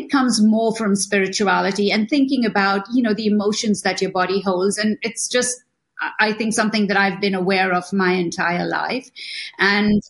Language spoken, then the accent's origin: English; Mumbai, Maharashtra, India; moved away; also born or lived in Italy / Los Angeles, United States; I was born in India